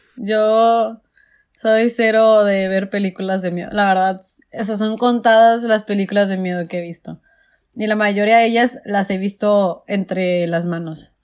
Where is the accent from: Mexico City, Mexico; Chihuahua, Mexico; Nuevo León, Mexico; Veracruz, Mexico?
Chihuahua, Mexico; Ciudad Juárez; en, en Juárez sí se festeja todavía, o sea, yo de chiquita en mis calles sí se festejaba mucho